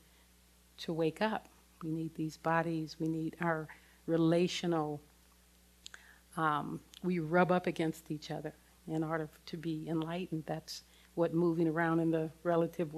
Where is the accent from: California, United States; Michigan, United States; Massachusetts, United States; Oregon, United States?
California, United States; Los Angeles; I grew up in South Central Los Angeles in the thick of the civil rights movement.